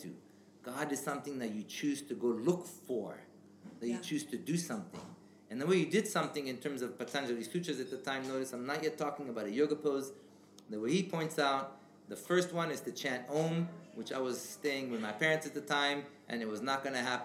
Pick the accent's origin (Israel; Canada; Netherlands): Israel; English is a second language; moved away; I grew up in Israel and I have a Jewish background